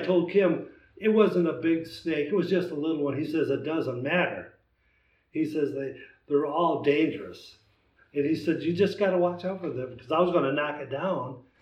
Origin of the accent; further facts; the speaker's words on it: Wisconsin, United States; now in Indiana, United States; I'm from Wisconsin originally